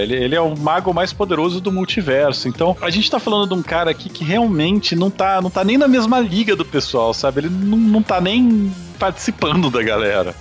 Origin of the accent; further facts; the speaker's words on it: Brazil; nós que somos brasileiros